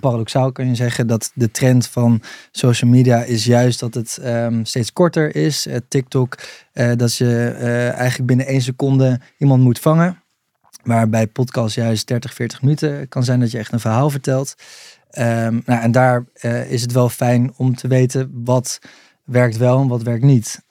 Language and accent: Dutch; 's-Hertogenbosch, North Brabant, Netherlands; Den Bosch, Brabant